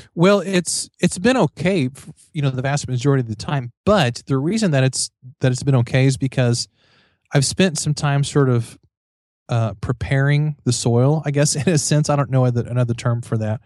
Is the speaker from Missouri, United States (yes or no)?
yes; Missouri, United States; I'm from Missouri